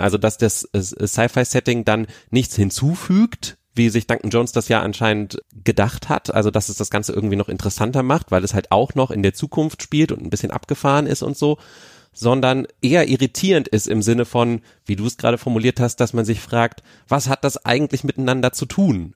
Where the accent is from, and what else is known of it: Berlin, Germany